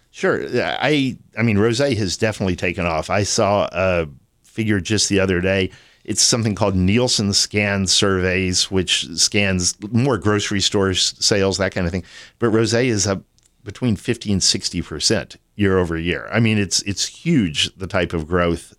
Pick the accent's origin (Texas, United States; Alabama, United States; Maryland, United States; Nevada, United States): Texas, United States; Austin; also born or lived in San Antonio, Texas / Sonoma, California; I was born and raised in Austin.